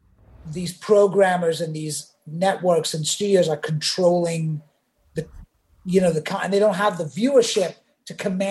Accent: England, United Kingdom; now in United States; and I grew up in England, so we didn't watch MASH.

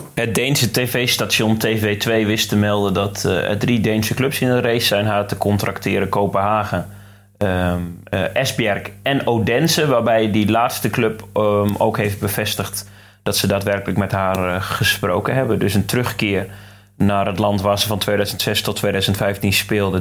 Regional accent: Drenthe, Netherlands; als Drent

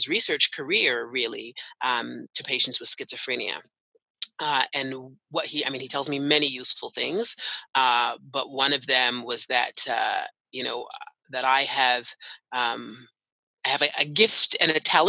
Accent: Canada; also born or lived in United Kingdom; So I am Canadian. I was born and raised here.

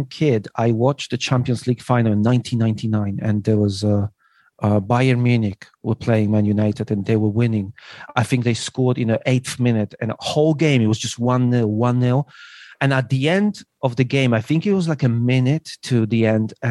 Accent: Elbląg, Warmian-Masurian Voivodeship, Poland; English is a second language; moved away as an adult; also born or lived in England; now in Beijing, China; I was born in Poland. I left when I was 19, 18, yeah, something like that, to England.

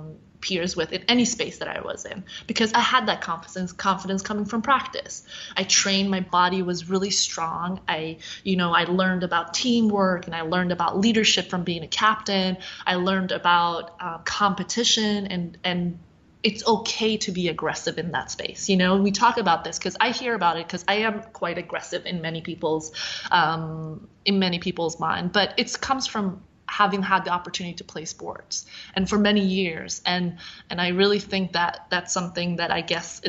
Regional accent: Sweden; moved away as an adult; now in United States; I grew up in Sweden, so obviously like my experience is very different. But having come to the U.S. as a 20-year-old

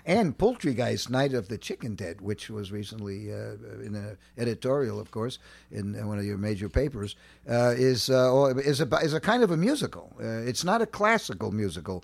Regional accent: New York City, New York, United States; also born or lived in Chad; I grew up in Manhattan, uh, uh, uh, a block of cement

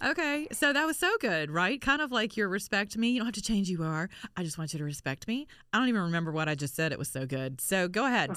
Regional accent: the South, United States; I'm from the South. We say stuff like this

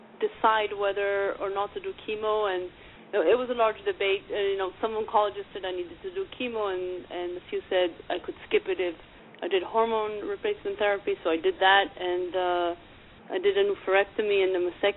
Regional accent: Argentina; I'm from Argentina originally, and my sister got breast cancer like 6 months before me

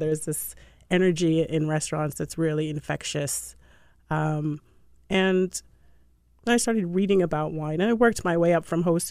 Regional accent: Jamaica; also born or lived in Puerto Rico / Boston; now in Washington D.C., United States; I was born in Jamaica. I'm, I'm Jamaican, and uh, my mom worked for the Jamaican embassy, and she opened an office in Puerto Rico, which is how we ended up in Puerto Rico. I left high school and went to Boston there.

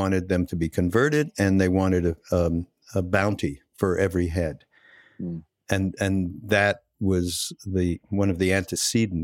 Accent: Canada; moved away; I'm from Canada, so there is a little bit of a difference in terms of how I grew up.

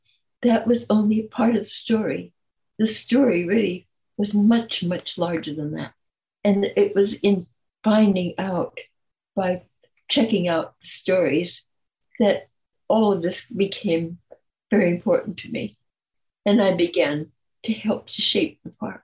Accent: California, United States; also born or lived in Detroit, Michigan / New Orleans, Louisiana; came to California at 6 years old, and I've been here ever since.

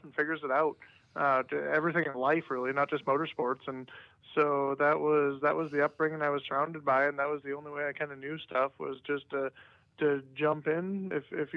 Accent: Fort Frances, Ontario, Canada; now in Charlotte, United States; our hometown growing up in Fort Frederick, Ontario

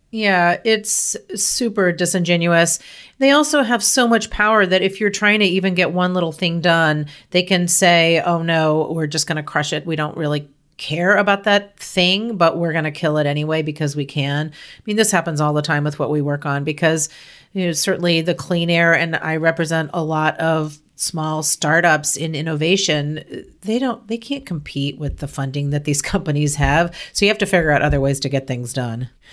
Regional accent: United States; I'm from Lynch Park. It's right down the road

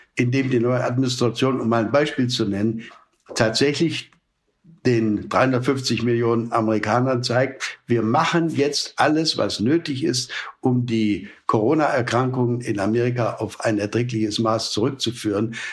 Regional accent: Germany; als Europäer, auch als Deutsche

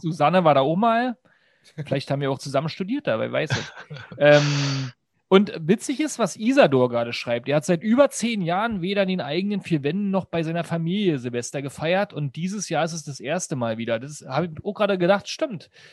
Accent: the East, eastern Germany, Germany; ich komme komm aus dem Osten

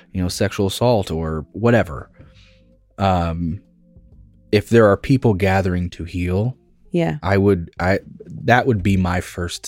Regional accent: Greene County, Indiana, United States; I grew up in Greene County, Indiana. That is a backwoods Indiana place

